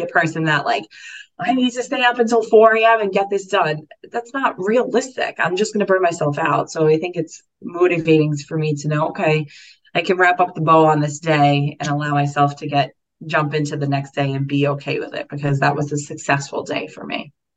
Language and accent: English; New York City, New York, United States; I grew up in Staten Island. So I grew up in New York